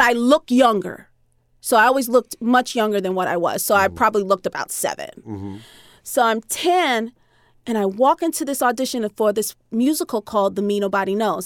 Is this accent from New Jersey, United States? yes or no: yes; Newark, New Jersey, United States; growing up in Newark, New Jersey